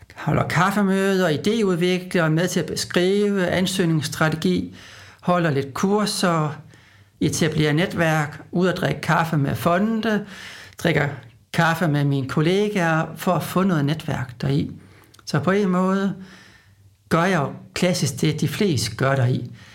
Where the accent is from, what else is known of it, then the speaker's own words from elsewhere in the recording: Aalborg, North Denmark Region, Denmark; moved away; Nu er jeg jo fra Aalborg, så jeg er sådan lidt en tilflytter